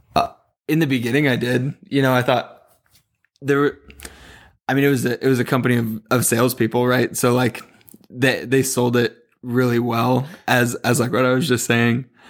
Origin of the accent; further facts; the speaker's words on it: Southern California, United States; also born or lived in Chico, California; I grew up in SoCal